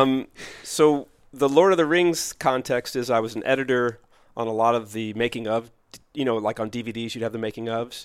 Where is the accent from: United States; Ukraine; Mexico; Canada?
United States; Louisville, Kentucky; moved away as an adult; also born or lived in Los Angeles; Born in Louisville, Kentucky